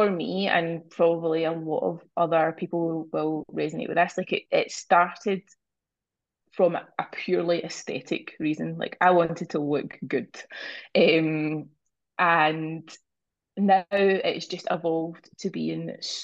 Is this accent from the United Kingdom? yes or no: yes; Scotland, United Kingdom; I am from Scotland.